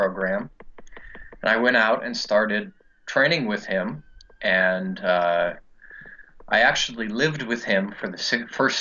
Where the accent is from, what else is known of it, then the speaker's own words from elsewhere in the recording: Muscatine, Iowa, United States; moved away as an adult; also born or lived in East Coast; now in Ireland; I'm from Muscatine